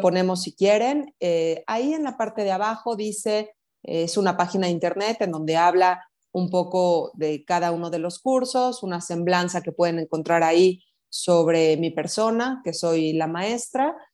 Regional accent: Mexico; Como mexicanas

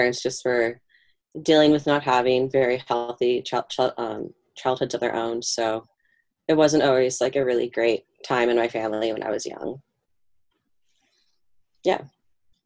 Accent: Fort Dodge, Iowa, United States; now in New York, United States; I was born in Fort Dodge, Iowa in 1993.

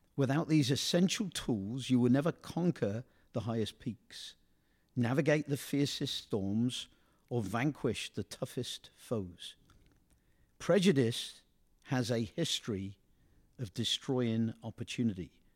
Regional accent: England, United Kingdom; moved away; I come from England

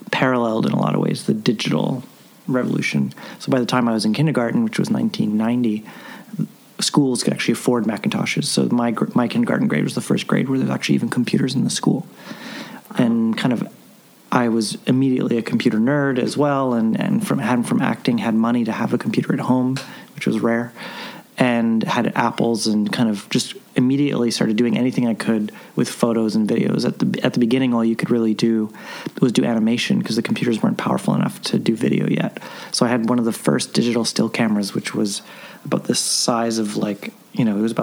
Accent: Vancouver, British Columbia, Canada; I grew up in Vancouver

